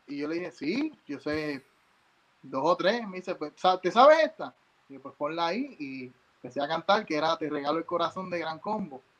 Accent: San Juan, Puerto Rico; moved away as an adult; now in New Jersey, United States; yo soy nacido y criado en San Juan, Río Piedra, Puerto

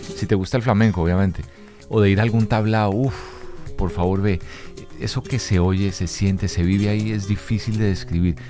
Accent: Colombia; mi tierra, de Colombia

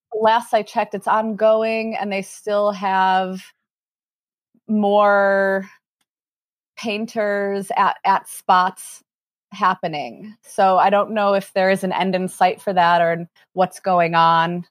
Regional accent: Chicago, Illinois, United States; moved away as an adult; also born or lived in Lawrence, Kansas; born and raised in Chicago

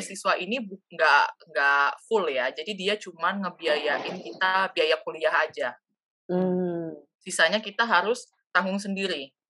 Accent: Samarinda, East Kalimantan, Indonesia; moved away as an adult; now in Samara, Russia; Aku dari Samarinda, Kalimantan Timur. Jadi aku orang Banjar.

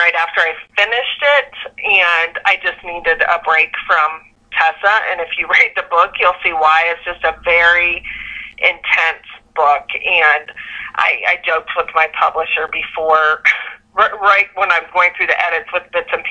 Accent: Lancaster, Ohio, United States; I grew up in Lancaster, Ohio, which is a small town southeast of Columbus

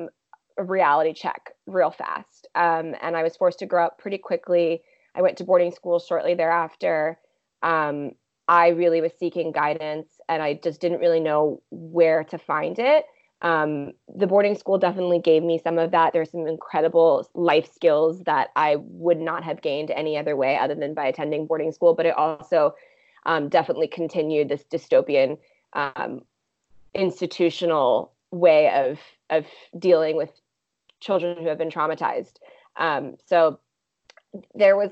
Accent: Vienna, Virginia, United States; also born or lived in Washington, D.C. / Bulgaria; now in San Francisco, United States; I grew up in Vienna, Virginia, just outside DC

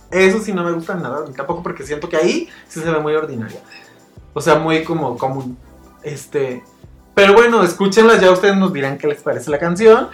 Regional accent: Mexico; todos somos mexicanos

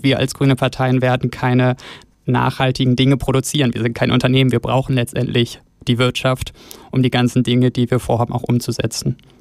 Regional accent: Northern Germany, Germany; also born or lived in Osnabrück; now in Bern, Switzerland; aus dem hohen Norden und von meiner Heimat

